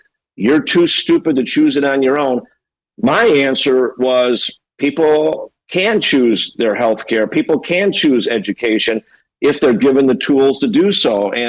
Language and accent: English; Chicago, Illinois, United States; now in California, United States; I'm from Illinois. I'm from Chicago.